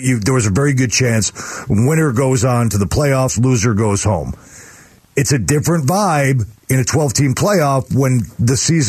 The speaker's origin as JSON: {"language": "English", "town": "Arlington Heights", "region": "Illinois", "country": "United States", "said": "I went to St. Viator in Arlington Heights, and Westinghouse."}